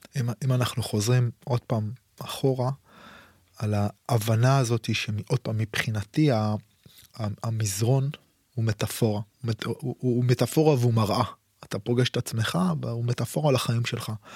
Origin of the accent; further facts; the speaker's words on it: Israel; אצלנו בישראל